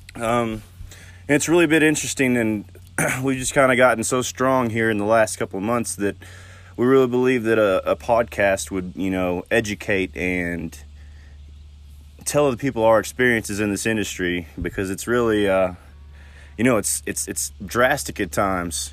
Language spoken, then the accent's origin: English; Southwest Oklahoma, United States; now in West Texas, United States; I grew up in a small town in Southwest Oklahoma